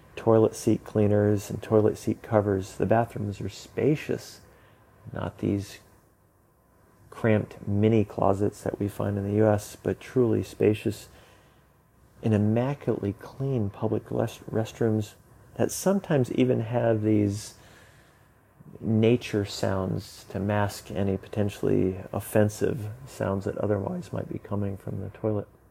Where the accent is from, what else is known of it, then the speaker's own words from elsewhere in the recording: United States; as an American